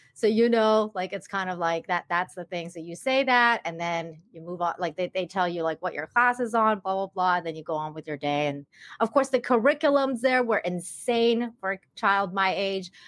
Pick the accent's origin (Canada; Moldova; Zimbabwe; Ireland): Canada; Langley, British Columbia; born or raised there; English is a second language; moved away as an adult; also born or lived in Tehran, Iran; now in Cancun, Mexico